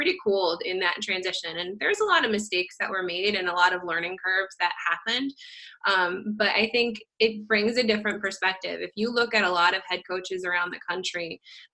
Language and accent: English; Lancaster County, Pennsylvania, United States; also born or lived in Philadelphia, Pennsylvania / Bethlehem, Pennsylvania; I grew up in Lancaster County, Pennsylvania